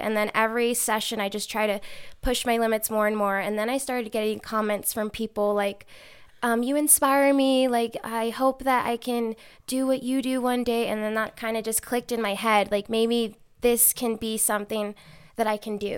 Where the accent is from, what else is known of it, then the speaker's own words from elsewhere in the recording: Reno, Nevada, United States; also born or lived in Bakersfield, California / Chico, California; raised here in Reno.